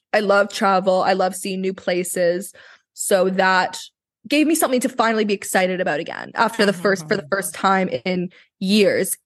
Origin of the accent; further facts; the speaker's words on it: Vancouver, British Columbia, Canada; I was born here in Vancouver